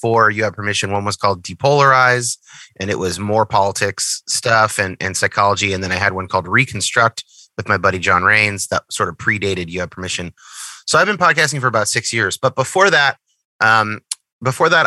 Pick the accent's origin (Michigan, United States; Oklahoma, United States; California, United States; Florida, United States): California, United States; Northern; I grew up in Northern California.